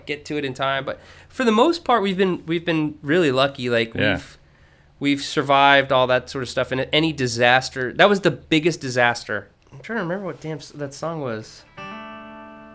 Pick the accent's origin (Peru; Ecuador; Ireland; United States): United States; Virginia; I grew up in Virginia